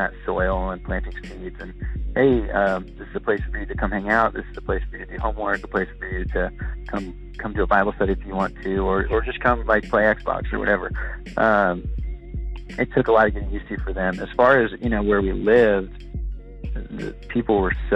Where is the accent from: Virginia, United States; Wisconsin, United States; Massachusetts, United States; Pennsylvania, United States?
Virginia, United States; moved away as an adult; also born or lived in Brooklyn, New York / Wichita, Kansas; I'm not from Wichita, I'm from Virginia originally